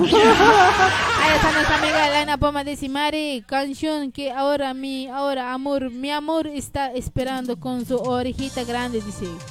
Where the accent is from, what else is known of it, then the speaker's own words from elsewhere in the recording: Quillacollo, Cochabamba, Bolivia; Yo también soy de Quillacollo